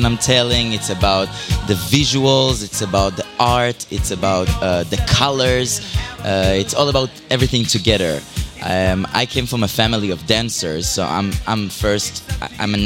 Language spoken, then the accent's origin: English; Israel; moved away; In Israel. I was born and raised in Israel